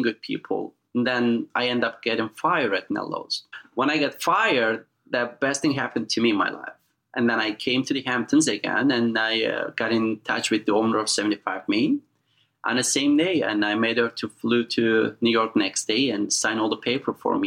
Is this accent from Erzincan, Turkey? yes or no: yes; eastern Turkey, Erzincan, Turkey; now in United States; As you know, I'm from Turkey